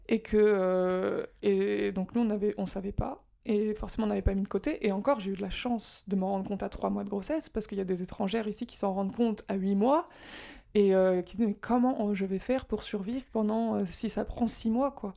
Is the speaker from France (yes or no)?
yes; France; moved away as an adult; now in Japan; je suis française